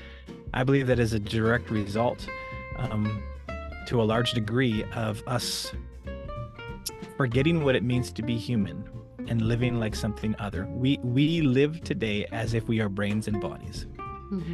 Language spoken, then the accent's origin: English; Western Canada, Canada; moved away as an adult; also born or lived in Alberta / British Columbia; now in Mountain View, United States; So I'm originally from Canada, born and raised. In the western part of Canada, the provinces of both Alberta and British Columbia.